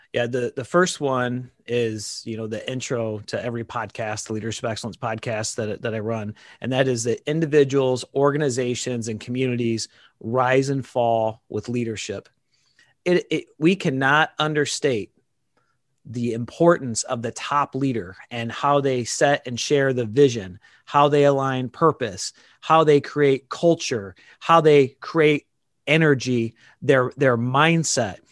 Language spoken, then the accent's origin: English; Dixon, Illinois, United States; became a, a police officer in my hometown now, uh, Dixon, Illinois